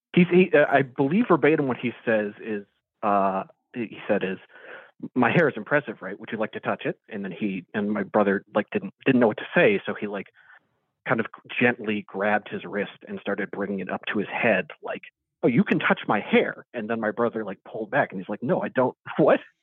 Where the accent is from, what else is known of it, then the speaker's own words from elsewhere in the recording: Maryland, United States; also born or lived in West Philadelphia; now in Philadelphia, United States; I grew up in Maryland